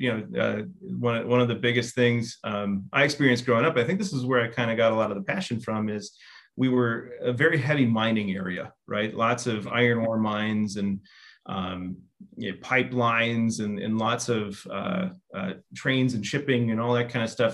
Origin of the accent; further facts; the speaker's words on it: northern Minnesota, United States; I'm originally from Minnesota, so northern Minnesota. I grew up about an hour south of Thunder Bay and Fort Francis and the Ontario border